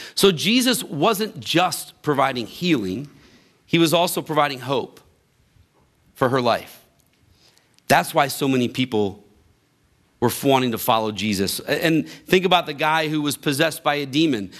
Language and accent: English; Grafton, Ohio, United States; I grew up in Grafton, right down the road from here